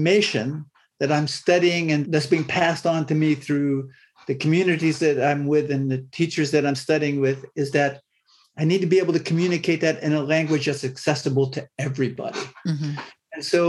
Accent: Waterford, Pennsylvania, United States; I grew up in Northwest Pennsylvania in a small rural farming community, a town named Waterford. It's just south of Erie, Pennsylvania

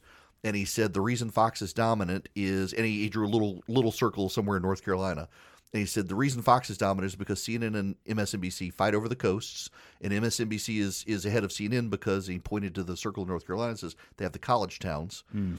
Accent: Dubai, United Arab Emirates; It's what I grew up with in Dubai.

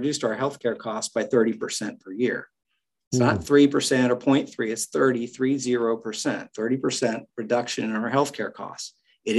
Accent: Western Oklahoma, United States; moved away; the people I grew up around in Western Oklahoma

